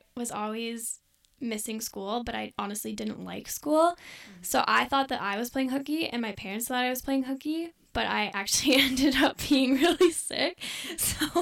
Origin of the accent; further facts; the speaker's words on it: Airdrie, Alberta, Canada; moved away as an adult; also born or lived in Saskatchewan; I go to school in Saskatchewan, but I'm from Airdrie.